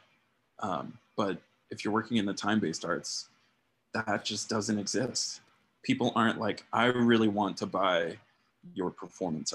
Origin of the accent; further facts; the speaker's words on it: Tucson, Arizona, United States; my hometown, Tucson, Arizona